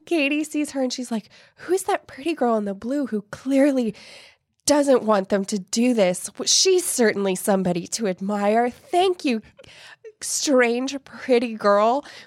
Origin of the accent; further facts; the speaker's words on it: Ireland; I'm Irish